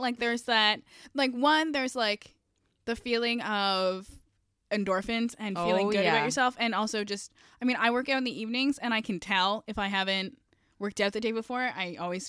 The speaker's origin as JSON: {"language": "English", "town": "Kawartha Lakes", "region": "Ontario", "country": "Canada", "tie": "born or raised there", "said": "And I grew up in the Kawartha Lakes, so I get it."}